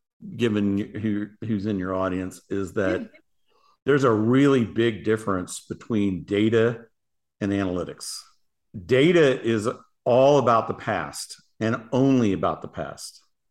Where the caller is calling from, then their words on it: Paradise Valley, Arizona, United States; Paradise Valley, Arizona. It is hot.